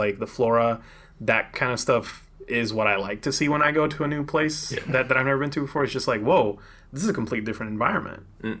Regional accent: Puerto Rico; moved away; also born or lived in Atlanta / Tucson; I grew up in tropical weather. I'm from Puerto Rico originally. So I'm used to the Caribbean. I'm used to like that beach weather. And then I moved to Atlanta.

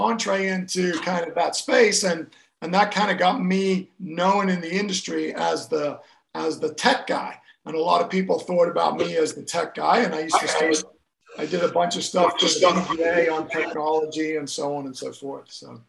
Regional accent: Kenya; moved away as an adult; also born or lived in Gloucester, England; now in United States; in a town called Gloucester, which is in England, but I left when I was very young, 6 months old, and I grew up in Kenya in Africa, and I grew up all over Africa. And then I came to America to play college golf and soccer back in the early 80s.

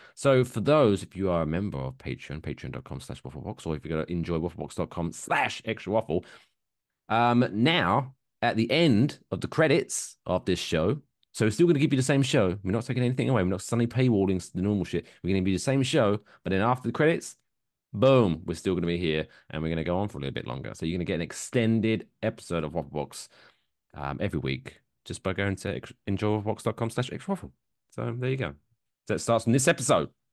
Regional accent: United Kingdom; now in United States; me being British

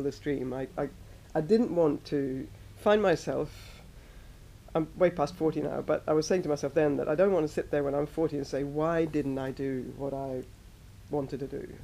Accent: Sweden; moved away as an adult; also born or lived in Australia; now in Tuscany, Italy; I am from Sweden originally

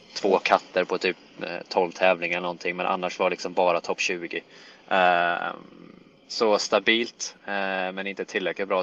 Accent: Jönköping, Jönköping County, Sweden; moved away as an adult; also born or lived in Helsingborg; now in United States; jag växte upp i Jönköping, eh, född och uppvuxen där

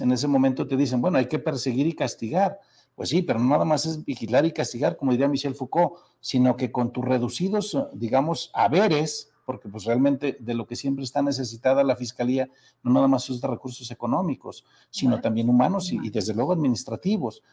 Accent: Zacatecas, Mexico; Soy zacatecano

